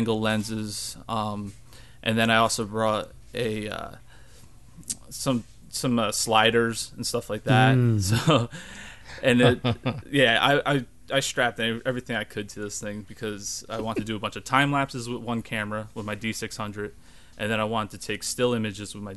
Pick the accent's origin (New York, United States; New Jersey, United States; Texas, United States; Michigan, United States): New Jersey, United States; growing up in New Jersey, I'm always at the Jersey Shore